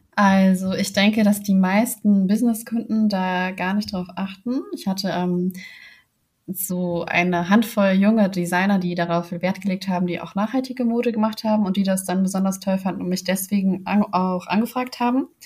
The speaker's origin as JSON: {"language": "German", "region": "Hamburg", "country": "Germany", "said": "ich komme aus Hamburg"}